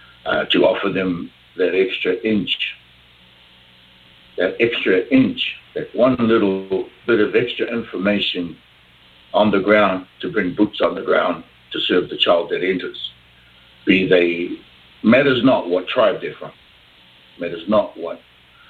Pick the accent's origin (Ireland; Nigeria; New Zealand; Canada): New Zealand; I'm from New Zealand